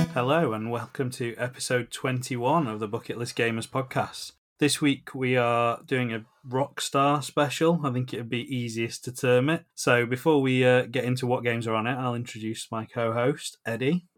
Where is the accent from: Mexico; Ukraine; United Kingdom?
United Kingdom; England; we're from England